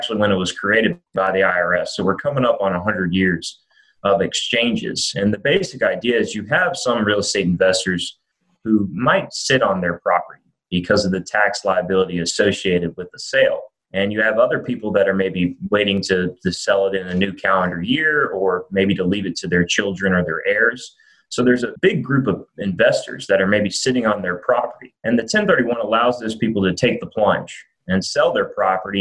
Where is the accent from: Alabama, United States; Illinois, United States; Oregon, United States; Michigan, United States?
Alabama, United States; Birmingham; moved away as an adult; also born or lived in New Orleans, Louisiana; now in Nashville, United States; I was born and raised in Birmingham, undergrad at Alabama.